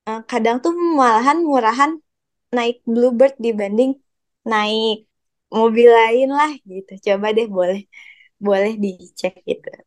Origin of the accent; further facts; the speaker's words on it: Bandung, West Java, Indonesia; apalagi aku ya dari Bandung gitu terus aku kayak aduh